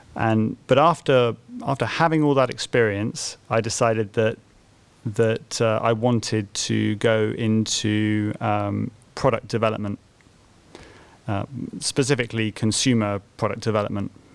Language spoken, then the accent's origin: English; Bristol, South West England, United Kingdom; moved away as an adult; also born or lived in Cambridge; I was born in Bristol